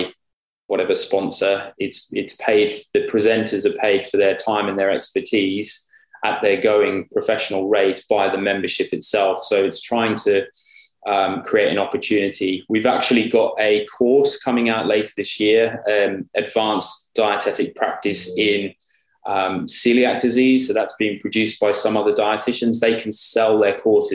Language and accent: English; United Kingdom; moved away as an adult; now in Australia; I still see myself as a Brit living in Australia.